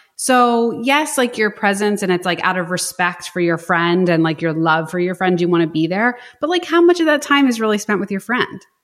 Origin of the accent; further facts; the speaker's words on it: Philadelphia, Pennsylvania, United States; I'm like from Philadelphia